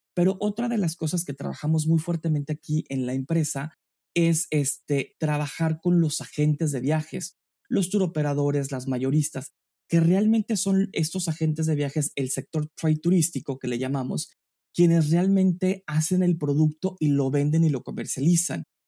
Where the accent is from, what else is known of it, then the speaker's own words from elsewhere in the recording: San Miguel de Allende, Guanajuato, Mexico; moved away as an adult; now in New York, United States; Yo soy mexicano, eh, eh, nacido en, la pequeña y maravillosa ciudad de San Miguel de Allende, en el estado de Guanajuato